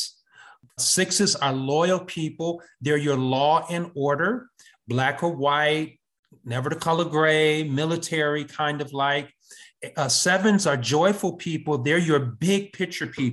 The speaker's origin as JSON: {"language": "English", "town": "Kenosha", "region": "Wisconsin", "country": "United States", "tie": "born or raised there", "also_born_or_lived": "Atlanta, Georgia / Brooklyn, New York / Harlem, New York / Cambridge, Massachusetts", "moved": "as an adult", "said": "I was born in Wisconsin in Kenosha. I went to Kenosha Public Schools"}